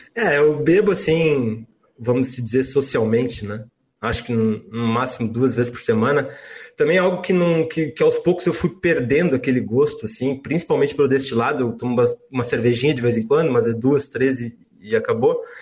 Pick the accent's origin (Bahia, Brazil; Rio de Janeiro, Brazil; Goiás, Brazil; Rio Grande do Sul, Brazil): Rio Grande do Sul, Brazil; eu nasci no Rio Grande do Sul